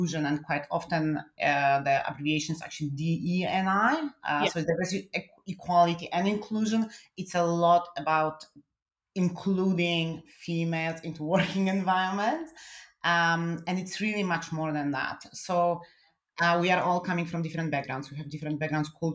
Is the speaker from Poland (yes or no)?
yes; Poland; English is a second language; now in Germany; I'm originally from Poland